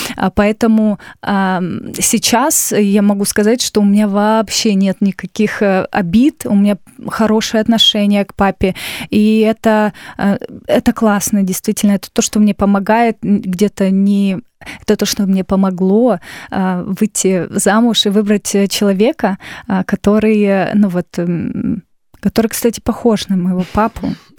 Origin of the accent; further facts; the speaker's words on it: Novosibirsk, Novosibirsk Oblast, Russia; now in Moscow, Russia; я из города Новосибирска. Это столица Сибири.